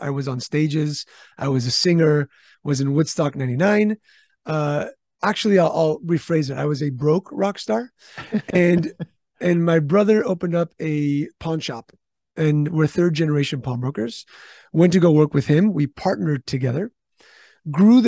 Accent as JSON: {"language": "English", "region": "Istanbul", "country": "Turkey", "tie": "born or raised there", "also_born_or_lived": "California", "moved": "yes", "lives_now": "San Diego, United States", "said": "I was born in Istanbul, Turkey."}